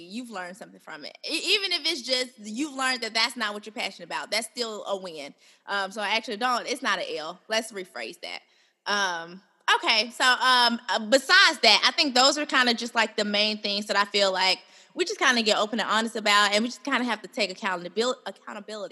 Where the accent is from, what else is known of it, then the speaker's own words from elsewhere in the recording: Birmingham, Alabama, United States; I'm from Birmingham, Alabama.